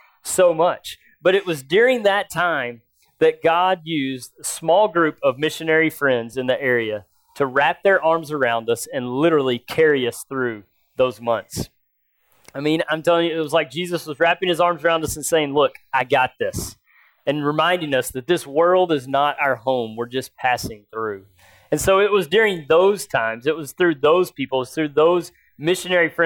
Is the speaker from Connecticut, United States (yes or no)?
no; Nashville, Tennessee, United States; I grew up in the Bible Belt in Nashville, Tennessee